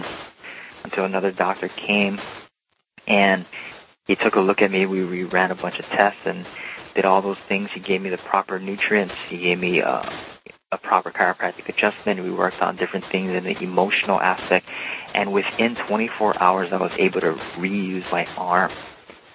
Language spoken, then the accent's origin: English; Hawaii, United States; moved away as an adult; also born or lived in Oregon; I was born and raised in Hawaii and grew up in the beautiful state, the 50th state, and I went to college in Oregon